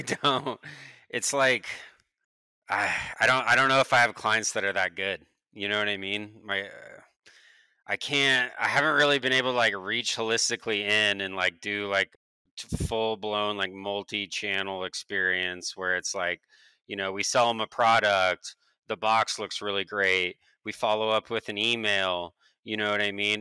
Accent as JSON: {"language": "English", "town": "Beaverton", "region": "Oregon", "country": "United States", "tie": "born or raised there", "said": "I'm an Oregonian, uh, born and raised in Beaverton, Oregon."}